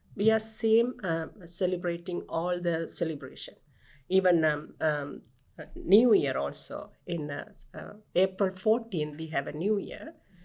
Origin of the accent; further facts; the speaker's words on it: Sri Lanka; English is a second language; now in Canada; I'm the Sri Lankan Tamil Hindu.